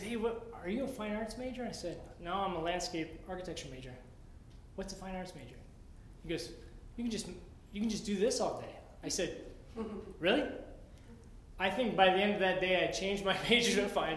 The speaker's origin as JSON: {"language": "English", "town": "Nevada", "region": "Iowa", "country": "United States", "tie": "born or raised there", "moved": "as an adult", "lives_now": "Menomonie, United States", "said": "I grew up in Iowa. Very small town, 5,000 people, called Nevada, Iowa, spelled Nevada."}